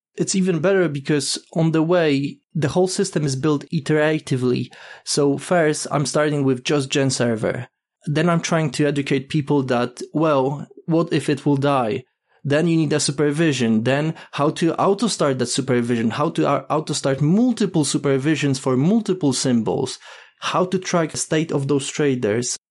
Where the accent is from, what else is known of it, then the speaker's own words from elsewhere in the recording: Poland; now in United Kingdom; currently living in UK, but originally I'm from Poland